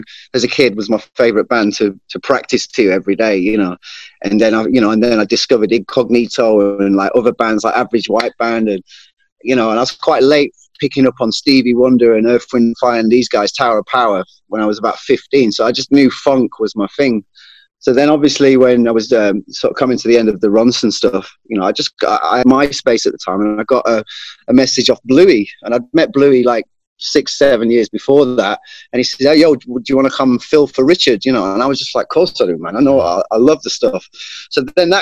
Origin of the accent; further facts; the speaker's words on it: Sheffield, Yorkshire and the Humber, United Kingdom; moved away as an adult; also born or lived in London; I was brought up in Sheffield